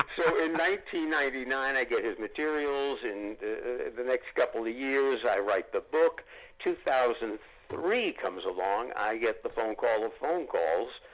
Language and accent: English; New York, United States; Growing up in New York, I could go down to 30 Rock